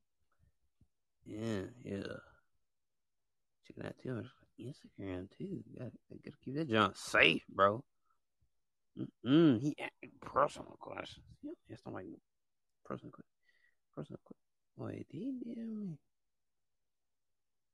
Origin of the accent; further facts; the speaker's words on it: United States; I actually stay in the United States. I was born in the United States